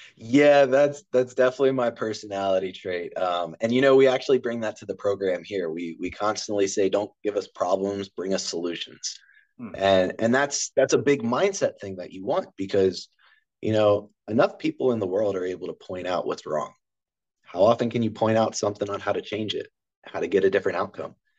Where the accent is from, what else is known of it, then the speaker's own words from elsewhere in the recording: Harford County, Maryland, United States; moved away; also born or lived in West Virginia; I'm actually from Maryland, um, Harford County, Maryland. I'm about 45 minutes east of Baltimore County